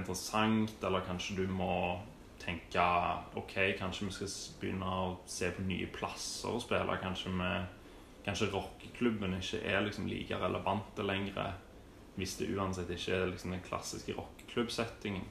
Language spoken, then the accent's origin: Norwegian; Stavanger, Rogaland, Norway; jeg vokste opp i Hillevåg